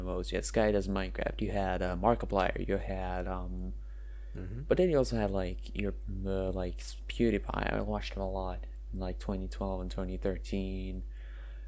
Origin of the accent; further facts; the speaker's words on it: Norway; first language Norwegian; English is a second language; Born there, lived there all my life